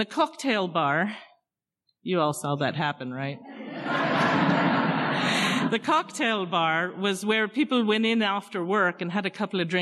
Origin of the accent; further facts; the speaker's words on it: London, United Kingdom; moved away; also born or lived in Hartford, Connecticut / Hamden, Connecticut; I was born in London, in case you were wondering. I grew up in a pub.